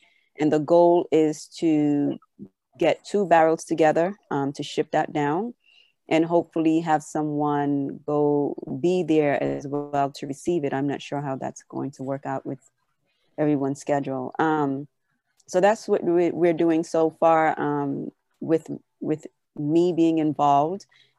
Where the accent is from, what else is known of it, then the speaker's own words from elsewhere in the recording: St. Vincent & Grenadines; because I lost my accent, but it's there a little bit sometimes. And so people will always ask me where I'm from. And when I say St. Vincent and the Grenadines, and they'll say, where is that?